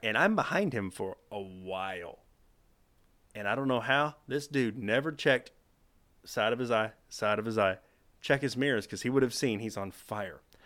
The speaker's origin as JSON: {"language": "English", "region": "Texas", "country": "United States", "said": "It's home"}